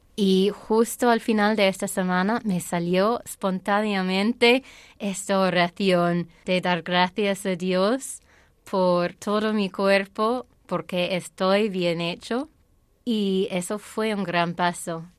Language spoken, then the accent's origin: Spanish; Ireland; Spanish is a second language; moved away; also born or lived in Saudi Arabia; Pero luego, a volver a Irlanda, mi vida de fe sí fue muy convencional